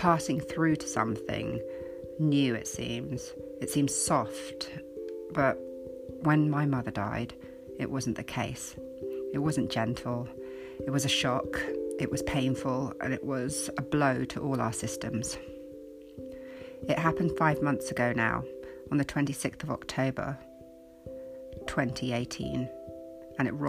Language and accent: English; United Kingdom; also born or lived in United States; I'm currently in the UK. I was born in the States but have been here since I was six